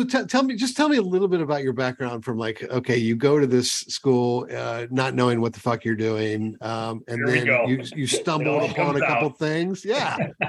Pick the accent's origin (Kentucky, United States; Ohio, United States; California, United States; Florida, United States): Ohio, United States; moved away; I came from Ohio